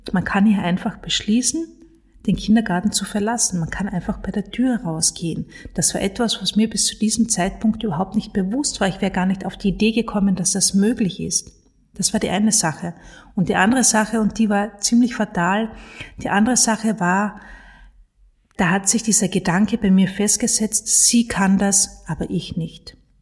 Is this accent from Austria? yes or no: yes; Carinthia, Austria; ich bin in Kärnten aufgewachsen, im Süden von Österreich